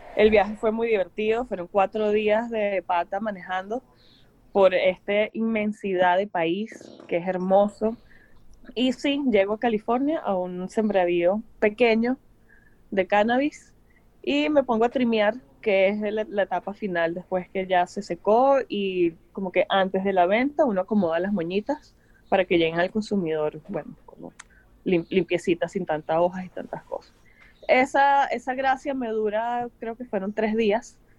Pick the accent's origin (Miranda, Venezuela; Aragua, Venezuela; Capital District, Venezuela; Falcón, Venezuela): Capital District, Venezuela; Caracas; also born or lived in Los Angeles / Miami; now in United States; nosotros venimos de una ciudad donde se bate el cobre